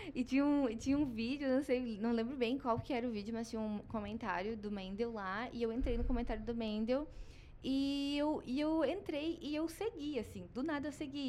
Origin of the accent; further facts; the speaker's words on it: Gaúcha, Rio Grande do Sul, Brazil; moved away; eu sou gaúcha, sou psicóloga.